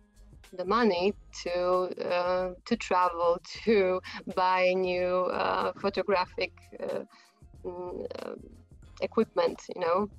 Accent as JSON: {"language": "English", "town": "Warsaw", "region": "Masovian Voivodeship", "country": "Poland", "also_born_or_lived": "Prague, Czechia", "said": "I come from Poland, from Warsaw. Although I was born in the Czech Republic, in Prague."}